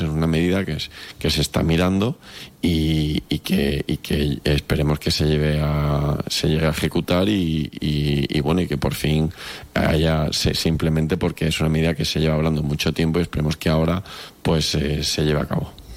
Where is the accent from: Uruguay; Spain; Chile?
Spain; Cádiz, Andalusia; todos los que somos de Cádiz